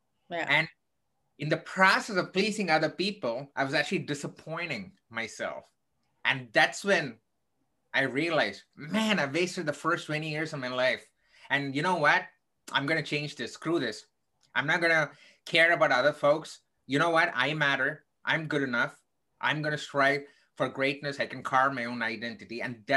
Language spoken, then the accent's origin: English; South India, India; now in United States; I grew up in the southern part of India